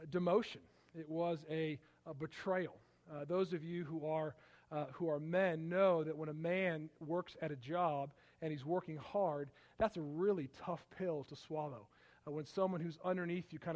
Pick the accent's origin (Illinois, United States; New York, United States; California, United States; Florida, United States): Illinois, United States; Palatine; also born or lived in Michigan / Iowa / Wisconsin; I grew up outside of Chicago